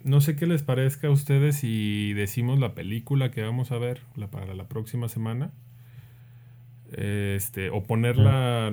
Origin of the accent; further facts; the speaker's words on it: Mexico; nosotros los mexicanos